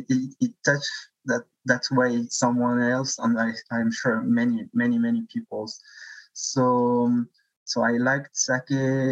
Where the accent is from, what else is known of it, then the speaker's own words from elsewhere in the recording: France; born there; also born or lived in Tunisia; So yeah, I was born in France, but I spent part of my life in Tunisia too, because my father is Tunisian.